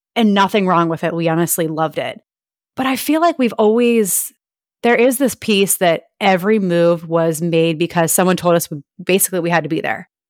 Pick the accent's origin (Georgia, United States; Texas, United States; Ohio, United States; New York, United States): Ohio, United States; moved away as an adult; also born or lived in Nashville, Tennessee; now in Florida, United States; I'm from Ohio and we have moved around a lot